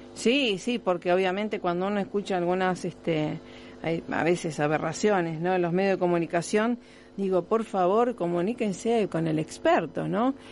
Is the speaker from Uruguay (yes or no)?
no; Rosario, Santa Fe, Argentina; nos llena de orgullo como rosarinos, no importa en qué lugar estemos del mundo